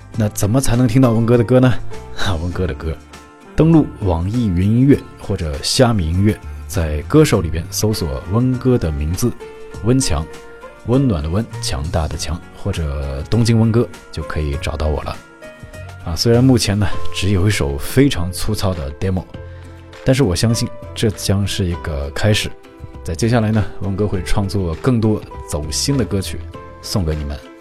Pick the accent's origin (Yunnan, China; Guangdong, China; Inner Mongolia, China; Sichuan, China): Inner Mongolia, China; moved away as an adult; now in Japan; 我是中国人，我是内蒙人。嗯，虽然我是汉族啊，但是在内蒙古生活了将近二十年